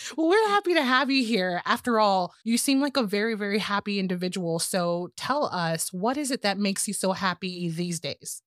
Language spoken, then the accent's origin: English; Texas, United States; I'm from Texas